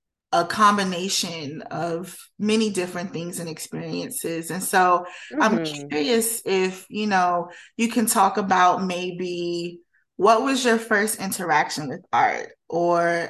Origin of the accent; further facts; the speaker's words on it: Prince George's County, Maryland, United States; moved away as an adult; also born or lived in Washington, District of Columbia, United States / New York; I was born in DC and but I grew up mainly in PG County